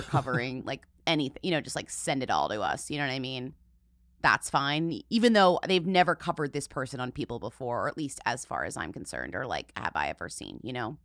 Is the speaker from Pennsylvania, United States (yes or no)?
no; Springfield, Illinois, United States; born or raised there; moved away